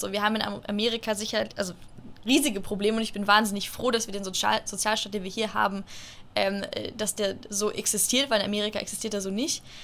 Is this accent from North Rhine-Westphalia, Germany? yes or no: no; Munich, Bavaria, Germany; ich komme aus München